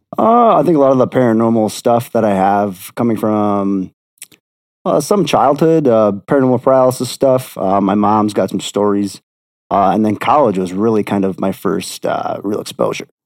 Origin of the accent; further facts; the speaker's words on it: Beloit, Wisconsin, United States; also born or lived in Milwaukee, Wisconsin; I'm from Beloit, Wisconsin